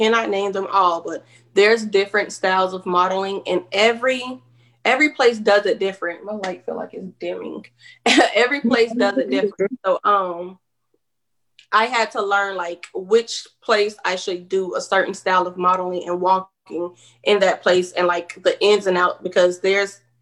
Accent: Jacksonville, Florida, United States; moved away as an adult; now in Charleston, United States; I'm from Jacksonville, Florida, modeled for 3 years and then moved to Charleston, South Carolina.

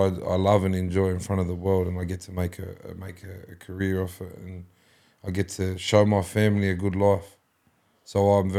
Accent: Penrith, New South Wales, Australia; I was born here in the Nepean Hospital. Still live here, down the road from the Nepean Hospital. My dad was from Mount Druitt, Shelby. So I was both Shelby and Penrith.

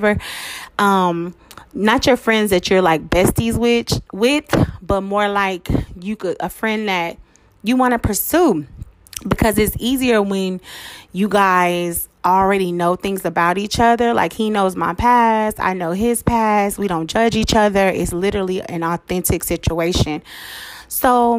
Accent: Dallas, Texas, United States; I was born and raised in Dallas

